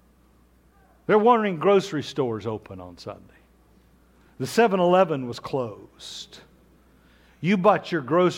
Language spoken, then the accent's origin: English; Kansas, Oklahoma, United States; I grew up in Kansas, Oklahoma